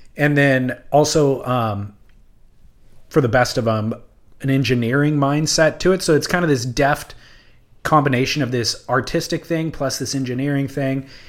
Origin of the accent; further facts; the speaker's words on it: Huntington Beach, California, United States; I grew up surfing in Huntington Beach